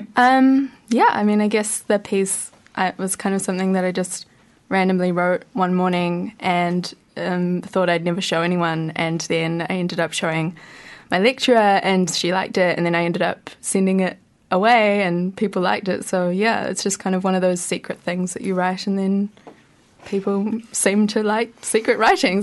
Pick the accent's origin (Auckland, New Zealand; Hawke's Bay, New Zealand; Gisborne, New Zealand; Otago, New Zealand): Gisborne, New Zealand; now in Wellington, New Zealand; I'm from Gisborne originally